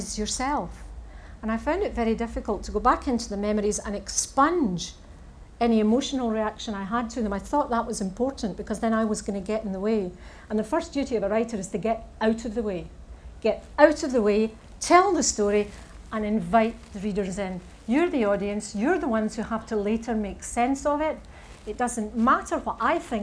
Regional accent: Saltcoats, Scotland, United Kingdom; I am from Salkitts

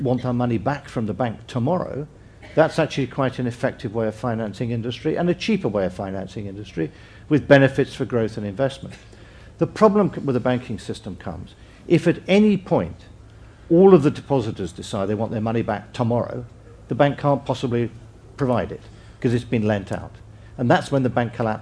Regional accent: England, United Kingdom; as an Englishman

